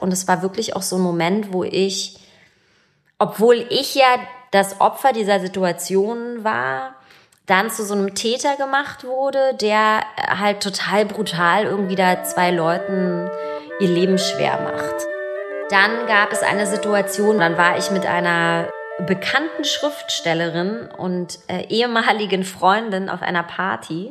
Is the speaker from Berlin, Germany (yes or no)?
yes; Berlin, Germany; Ich bin 1981 in Ostberlin geboren und äh, in Pankow aufgewachsen